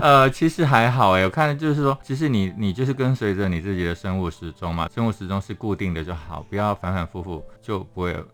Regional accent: Hsinchu, Taiwan; 我是新竹人

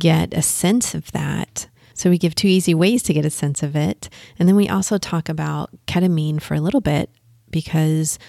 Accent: Texas, United States; moved away; I'm from Texas originally.

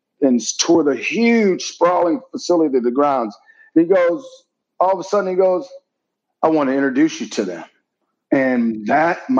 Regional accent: Milwaukee, Wisconsin, United States; now in Beverly Hills, United States; I'm from Wisconsin

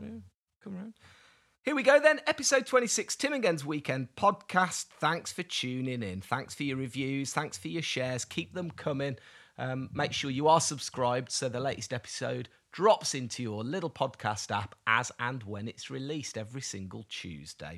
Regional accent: United Kingdom; I'm British

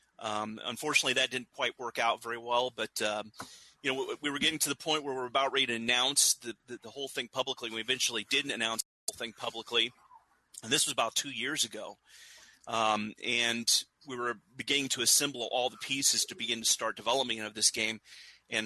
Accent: Indiana, United States; grew up in Indiana

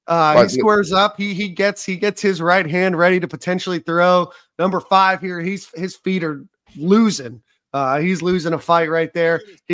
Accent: Philadelphia, Pennsylvania, United States; Originally born and raised in Philadelphia.

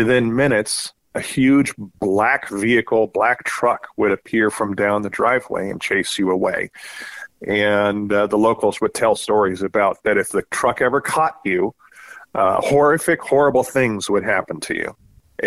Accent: Southern California, United States; moved away as an adult; now in Spokane, United States; I grew up in Southern California, got out of there as soon as Uncle Sam would pay the bills when I joined the Navy

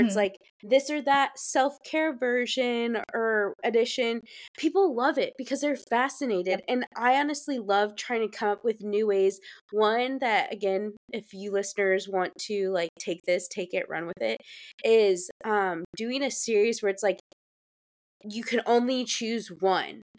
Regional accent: Fortville, Indiana, United States; born or raised there; now in Charleston, United States

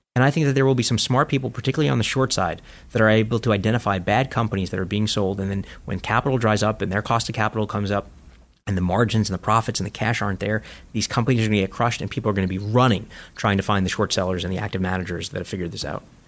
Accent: New York City, New York, United States; I grew up in Coney Island

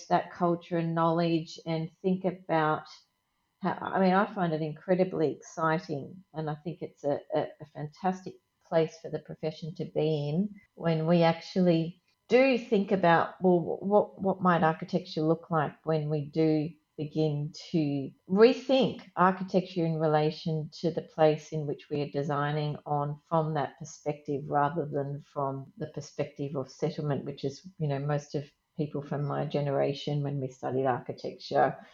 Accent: Australia; me as an Australian architect

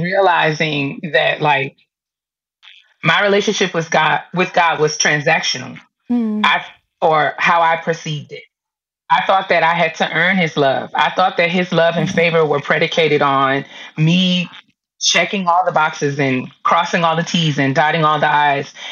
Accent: New York, United States; moved away as an adult; also born or lived in DMV (Washington metropolitan area); now in DMV, United States; I live in the DMV now, but I'm originally from New York

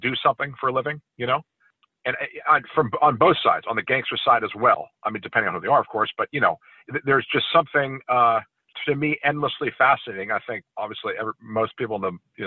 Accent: California, United States; growing up in California

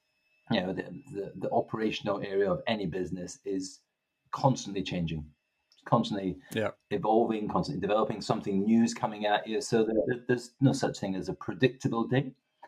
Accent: Stirling, Scotland, United Kingdom; accent: east west mixed Scottish; also born or lived in Grangemouth / Greenock; now in England; I was born in Grangemouth. I then moved to Greenock, and then my formative years were in Stirling. So I've got this expression that my accent's a bit bastardized, east west mixed up, you know.

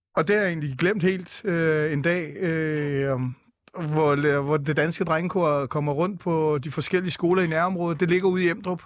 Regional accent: Viborg, Central Denmark Region, Denmark; moved away; also born or lived in Aarhus; Jeg er født i Viborg

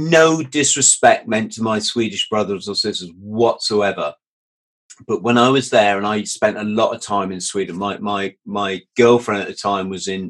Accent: Bromley, London, United Kingdom; born there; also born or lived in South West England; I was born in southeast London, a place called Bromley.

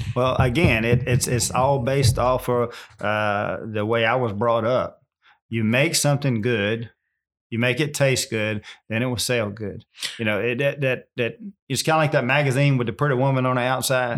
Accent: Virginia, United States; I'm born and raised right here

